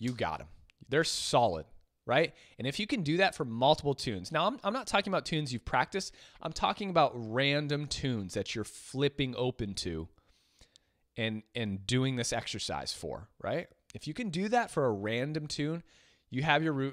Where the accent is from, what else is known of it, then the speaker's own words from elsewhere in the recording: Boston, Massachusetts, United States; moved away; I'm from Boston originally. And the Boston folk, if all you guys know many people from Boston or the East Coast in general, we're usually straight shooters